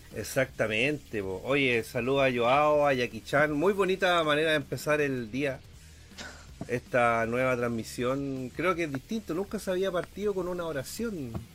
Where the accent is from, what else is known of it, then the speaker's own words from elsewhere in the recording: Chile; soy chileno